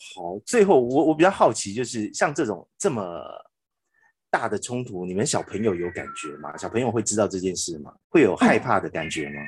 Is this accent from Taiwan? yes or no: yes; Taiwan; 我们台湾人